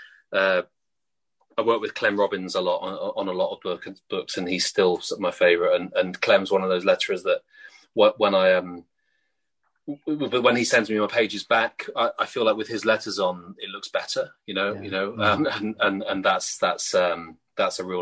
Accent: United Kingdom; I'm British

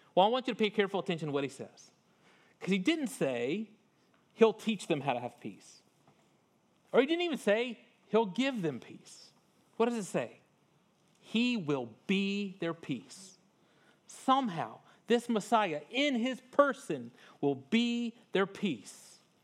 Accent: North Louisiana, United States; I grew up in North Louisiana, but it was not far from Vicksburg, Mississippi

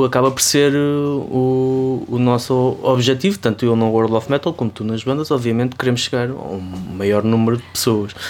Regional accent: Ribatejo, Portugal; da minha terra, do Ribatejo

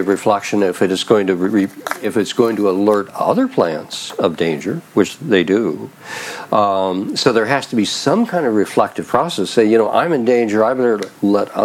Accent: Idaho, United States; moved away; I grew up in Idaho

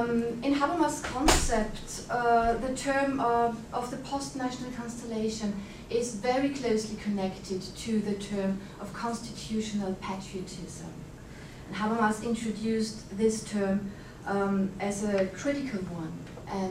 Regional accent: Vienna, Austria; I'm from Vienna, and I'm working at the Vienna University

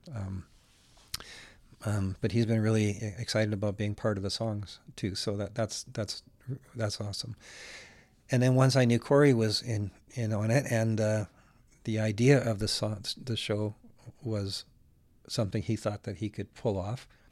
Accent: Alberta, Canada; also born or lived in Winnipeg, Manitoba; I was born in Winnipeg, but I came to Alberta when I was about a year old.

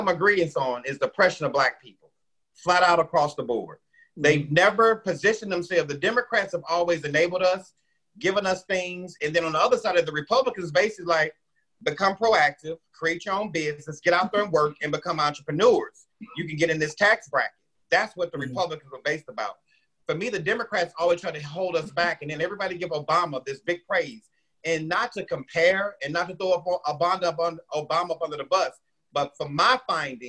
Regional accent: Midwest, United States; a lot of black people that I knew in the Midwest jobs. Because when I grew up, everybody worked at the post office or at a car, at one of the auto dealerships

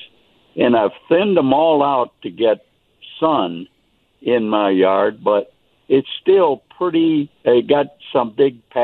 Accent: Toledo, Ohio, United States; moved away as an adult; now in Dallas, United States; Originally from Toledo

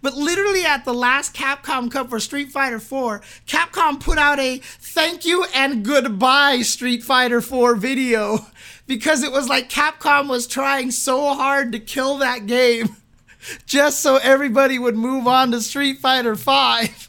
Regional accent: San Bernardino, California, United States; I grew up in San Bernardino.

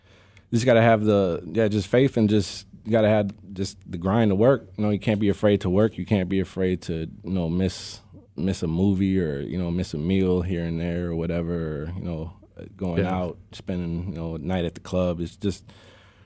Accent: Waukegan, Illinois, United States; moved away as an adult; now in Chicago, United States; I grew up in Waukegan

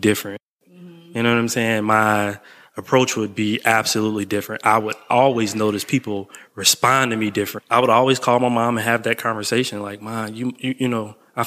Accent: Chicago, Illinois, United States; I grew up on the south side of Chicago

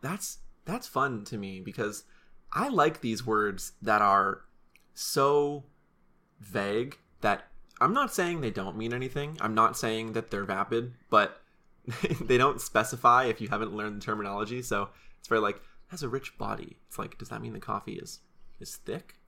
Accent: Salem, Oregon, United States; we flew through Salem, which is my hometown. We flew over my house, we flew over my high school

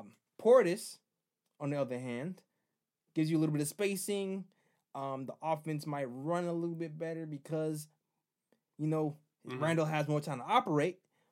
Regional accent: Fort Greene, New York, United States; I'm from Fort Greene, dog. Like, y'all not going to sit me in my hometown.

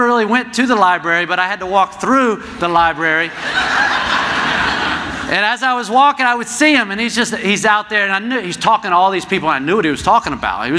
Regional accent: New Jersey, United States; moved away as an adult; also born or lived in South Florida; I'm from New Jersey.

